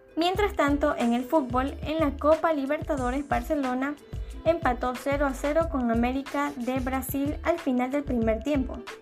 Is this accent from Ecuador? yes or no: yes; Ecuador; los ecuatorianos volvimos a ser los protagonistas